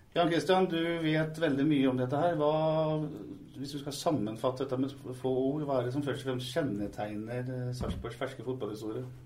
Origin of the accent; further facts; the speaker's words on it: Tune, Østfold, Norway; jeg er fra Tune, spilte også i Greåker